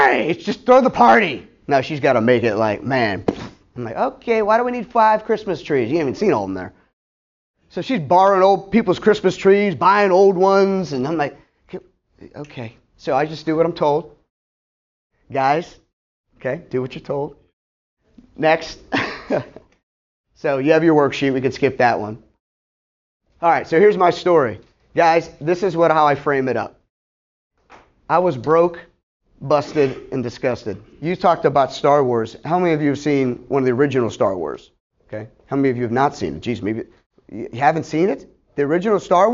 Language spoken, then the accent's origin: English; Pittsburgh, Pennsylvania, United States; moved away as an adult; also born or lived in Ohio; now in Tampa, United States; I'm from Pittsburgh, by the way, being with my family in high school, living there